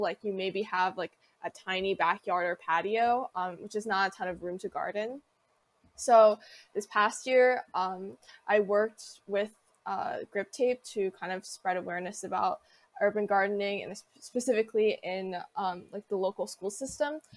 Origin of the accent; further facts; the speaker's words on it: Wilmington, Delaware, United States; Wilmington, Delaware, which is my hometown